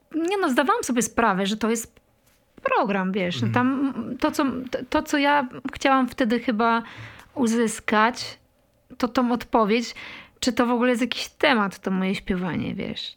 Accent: Poland; moved away as an adult; also born or lived in Kraków; pochodzisz z takiej małej miejscowości i wiesz, dorastasz w latach 90. miejscowości, której jest tam 700 mieszkańców

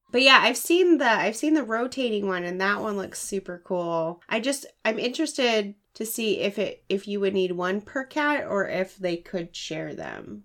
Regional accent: Washington, United States; my home state of Washington

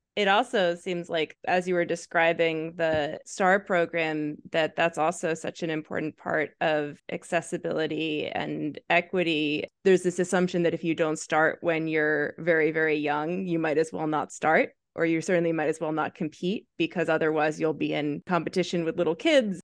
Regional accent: United States; as an American

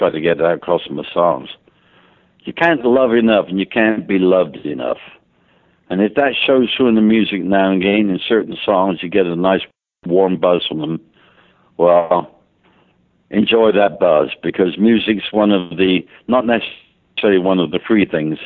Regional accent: England, United Kingdom; now in United States; I'm an Englishman living in America

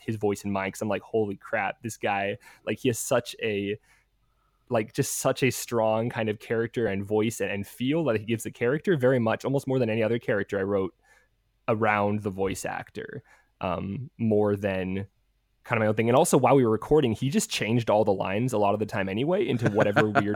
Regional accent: United States; accent: American; now in Australia; my, you know, American accent

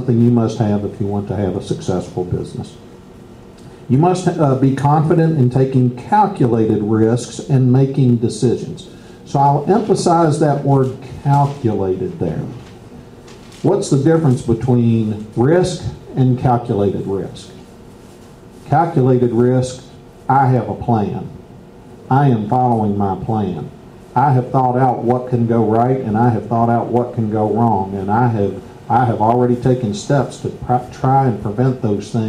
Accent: Bardstown, Kentucky, United States; I'm from Bardstown

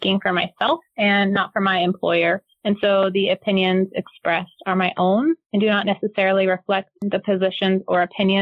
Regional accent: North Carolina, United States; I grew up here in North Carolina

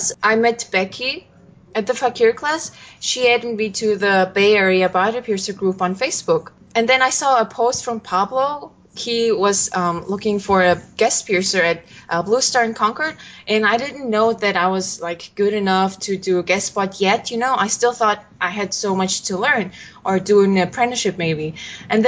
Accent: Mongolia; now in San Francisco, United States; I'm from Mongolia

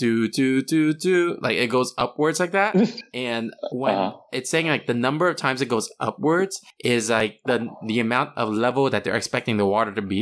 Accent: California, United States; we're from California

